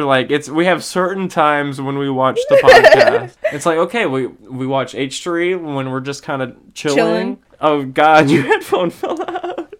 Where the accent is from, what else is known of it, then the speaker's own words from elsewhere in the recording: the South, United States; I'm from the South and she's from the Midwest.